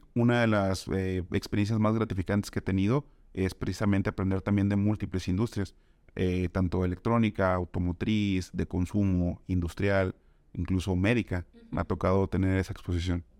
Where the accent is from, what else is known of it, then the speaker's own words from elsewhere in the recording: Tampico, Tamaulipas, Mexico; moved away as an adult; now in Guadalajara, Mexico; soy originario de Tampico, Tamaulipas